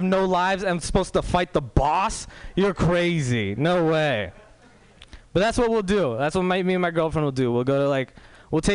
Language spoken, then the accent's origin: English; Walnut Creek, California, United States; I'm pretty much a white dude from Walnut Creek